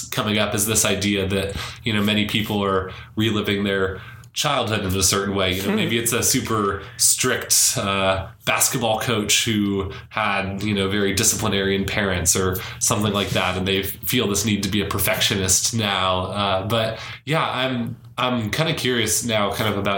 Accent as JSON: {"language": "English", "town": "Davis", "region": "California", "country": "United States", "tie": "born or raised there", "also_born_or_lived": "San Francisco, California", "said": "I grew up in Davis a couple hours away"}